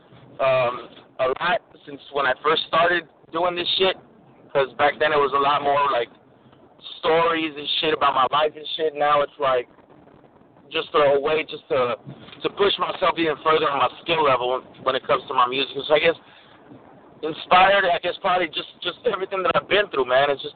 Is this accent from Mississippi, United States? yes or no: no; Los Angeles, California, United States; Born and raised in East Los, man. Born and raised in East Los. My whole family is from Michoacán, but born and raised in L.A., baby.